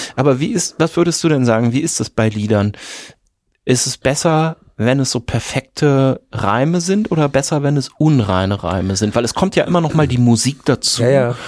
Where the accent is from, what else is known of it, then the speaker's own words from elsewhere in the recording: a village in East Westphalia, Minden-Lübbecke district, North Rhine-Westphalia, Germany; Ich komme aus einem Dorf in Ostwestfalen